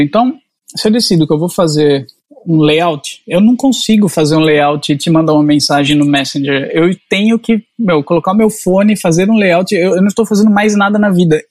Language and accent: Portuguese; Jaú, São Paulo, Brazil; moved away as an adult; also born or lived in Catanduva; now in Portugal; Passei dos 5 aos 17 anos em Jaú